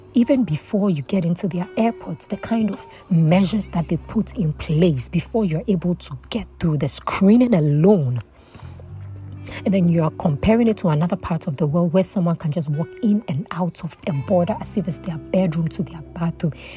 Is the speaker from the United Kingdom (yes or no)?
no; Ghana; I am from Ghana.